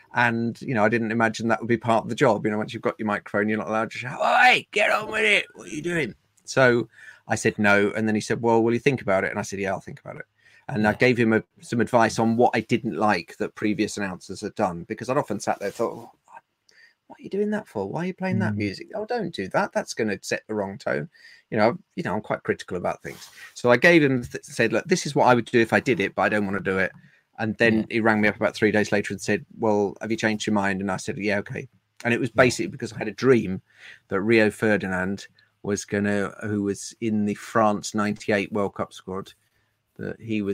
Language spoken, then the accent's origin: English; Woodford Green, London, United Kingdom; also born or lived in Cambridgeshire; I'm not an indigenous Londoner. I was born in Cambridgeshire, and we moved to when I was six, we moved to Woodford Green.